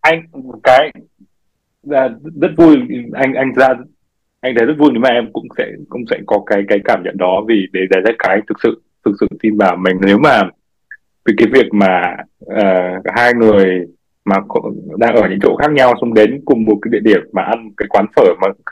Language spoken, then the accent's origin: Vietnamese; Vietnam; moved away as an adult; mình sinh ra mình lớn lên từ Việt Nam